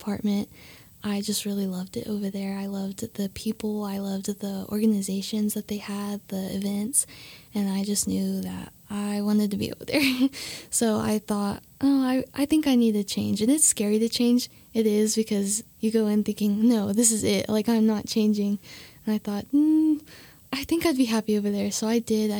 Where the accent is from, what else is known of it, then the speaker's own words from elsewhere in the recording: Guymon, Oklahoma, United States; moved away as an adult; now in Canyon, United States; I'm from Guymon, Oklahoma, and I'm a sophomore here at WT.